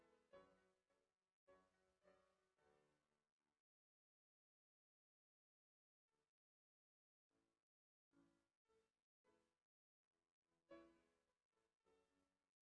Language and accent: English; United States; I'm so proud and thankful to be an American, and I love so much of what growing up in this nation has instilled in my instinct